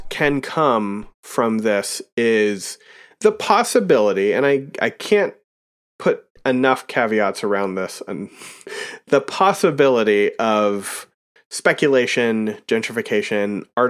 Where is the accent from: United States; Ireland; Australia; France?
United States; Pennsylvania; accent: Pennsylvania; now in Vermont, United States; I myself am not a native Vermonter. I don't know mm-hmm. if you can tell that by my ridiculous Pennsylvania accent.